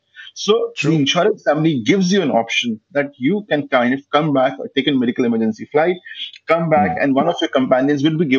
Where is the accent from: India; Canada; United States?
India; And kind of come back to my home country whenever I want to, basically.